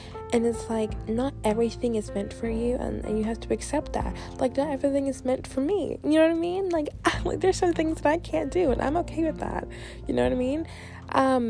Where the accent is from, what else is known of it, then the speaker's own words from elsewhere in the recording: the South, United States; I grew up in the South